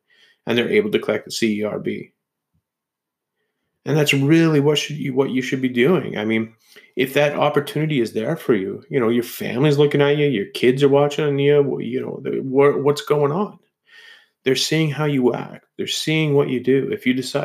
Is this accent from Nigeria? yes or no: no; Canada; as Canadians